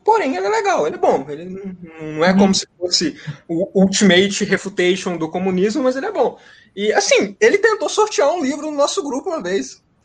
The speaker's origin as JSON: {"language": "Portuguese", "region": "Minas Gerais", "country": "Brazil", "also_born_or_lived": "Viçosa", "said": "eu sou de Minas Gerais."}